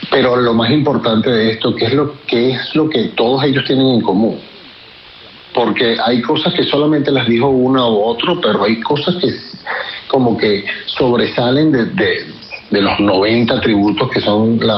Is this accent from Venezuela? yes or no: yes; Venezuela; Y una vez que fuimos expropiados, así como muchos venezolanos, nos tuvimos que, reinventar.